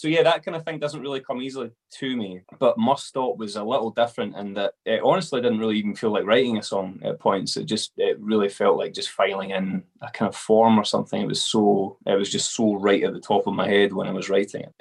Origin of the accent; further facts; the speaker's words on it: Glasgow, Scotland, United Kingdom; now in Dumfries and Galloway, United Kingdom; I'm from Glasgow